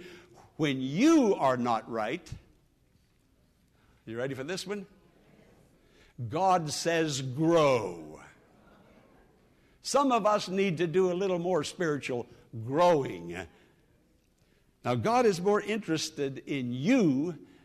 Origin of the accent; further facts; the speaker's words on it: Western Pennsylvania, United States; moved away; I'm from Western Pennsylvania, as you know, hill country